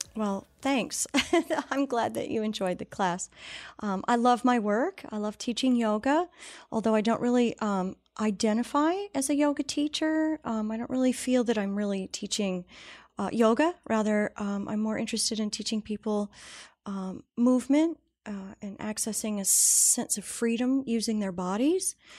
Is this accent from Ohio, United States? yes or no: yes; Ohio, United States; I grew up in Ohio, had a great family.